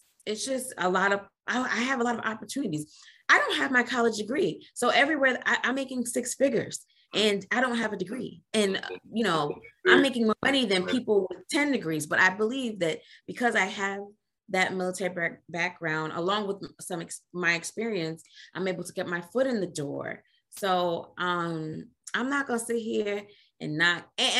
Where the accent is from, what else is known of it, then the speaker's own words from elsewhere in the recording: Trinidad & Tobago; I grew up in a West Indian home. I'm Trinidadian.